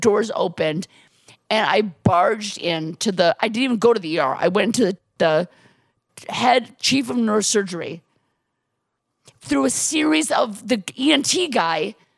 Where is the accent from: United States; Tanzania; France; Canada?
United States; Milwaukee, Wisconsin; I grew up in Milwaukee